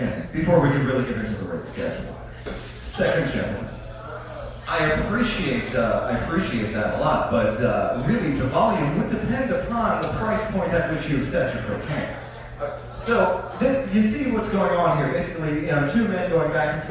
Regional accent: Baltimore, Maryland, United States; growing up in Baltimore City

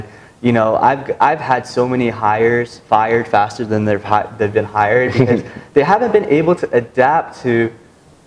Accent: United States; integrated into American society, born here

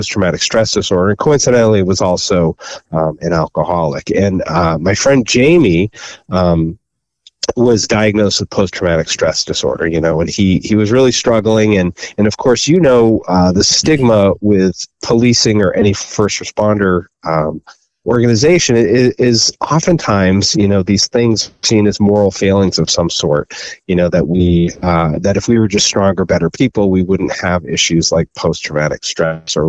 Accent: Cape Cod, Massachusetts, United States; I grew up on Cape Cod down in Massachusetts or on the ocean in New England

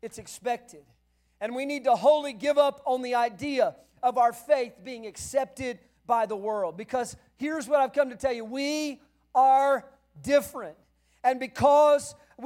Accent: the South, United States; moved away as an adult; also born or lived in Flagstaff, Arizona; I grew up in the South

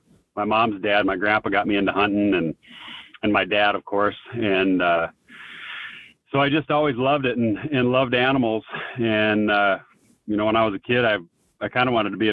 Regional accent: Spearfish, South Dakota, United States; I'm from Spearfish, South Dakota, and grew up there, you know, pretty much a South Dakota kid

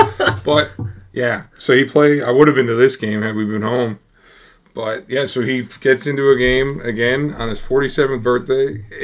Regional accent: Newfoundland and Labrador, Canada; we're being from the Rock in Newfoundland.

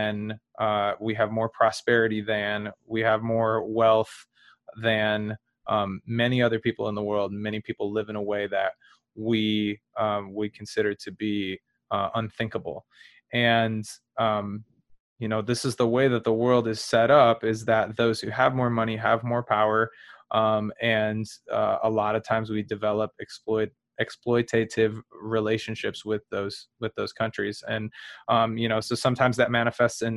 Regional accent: United States; I'm American

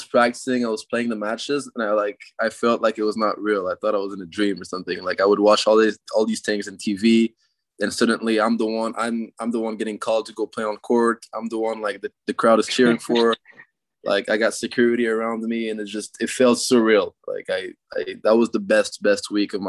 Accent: Canada; I'm a Canadian tennis player

